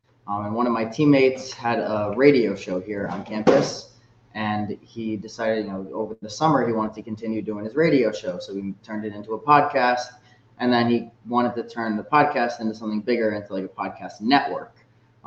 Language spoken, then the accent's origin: English; Connecticut, United States; I'm from Connecticut. I grew up in a family of Yankees fans, actually